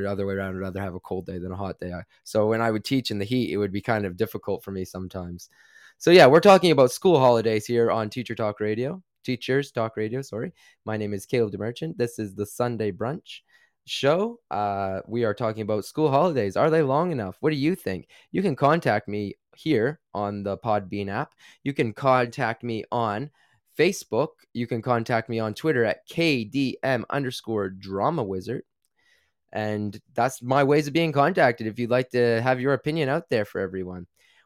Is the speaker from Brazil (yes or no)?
no; Canada; now in United Kingdom; And as a Canadian, that can be really tough on me. I like the cold. I actually grew up in, you know, very cold temperatures.